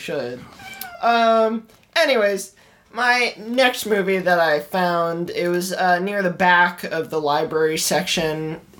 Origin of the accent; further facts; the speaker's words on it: Ireland; I'm Irish.